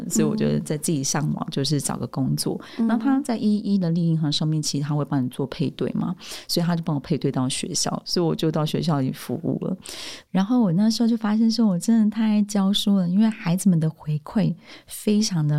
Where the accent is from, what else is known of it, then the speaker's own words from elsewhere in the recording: Taiwan; also born or lived in Australia; 我是台湾人。”但我的中文其实，在高中的时候，在澳洲我有修中文，但我的老师是香港人